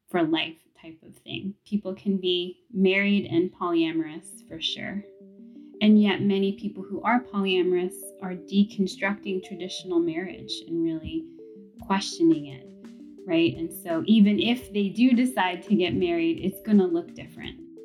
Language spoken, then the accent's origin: English; New York City, New York, United States; growing up in New York City